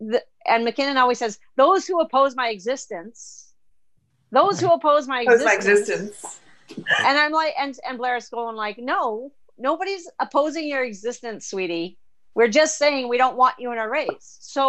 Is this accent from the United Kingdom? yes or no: no; Bolivia; When I was a child and I grew up in South America in Bolivia, they just had a change of government in Bolivia. But anyway, I grew up there